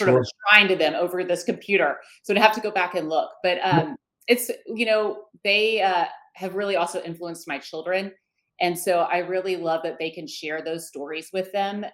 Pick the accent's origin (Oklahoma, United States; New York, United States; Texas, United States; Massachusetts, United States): Texas, United States; Houston; I grew up in Houston, Texas